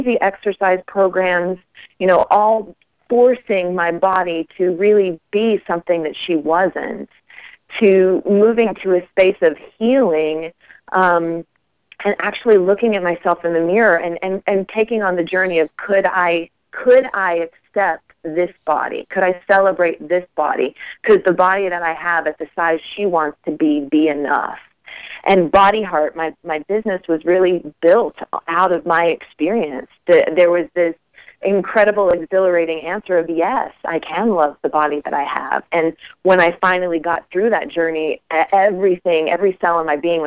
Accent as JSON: {"language": "English", "town": "Charleston", "region": "West Virginia", "country": "United States", "tie": "born or raised there", "also_born_or_lived": "New York", "moved": "yes", "said": "I grew up in Charleston, West Virginia, in a single-parent home"}